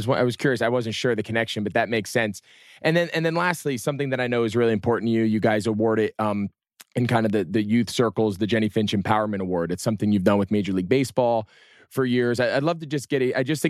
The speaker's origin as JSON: {"language": "English", "region": "New Jersey", "country": "United States", "said": "I'm from New Jersey."}